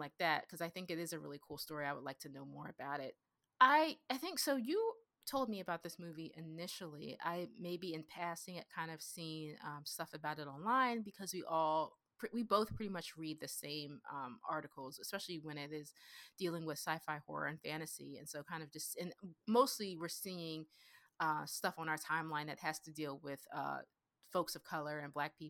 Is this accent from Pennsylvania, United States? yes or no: yes; Pennsylvania, United States; That's where I grew up in Pennsylvania. I grew up very working class and blue collar.